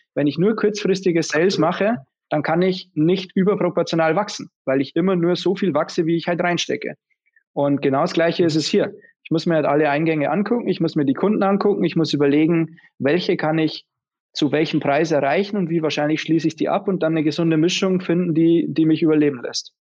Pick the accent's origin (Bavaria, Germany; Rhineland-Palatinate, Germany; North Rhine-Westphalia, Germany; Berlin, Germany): Bavaria, Germany; Bavarian Forest, Germany; now in Munich, Germany; wir haben einen Familienbetrieb daheim seit, seit fast seit über 160 Jahren. Es ist ein klassischer Mittelstand, das ist eine Lederfabrik im Bayerischen Wald.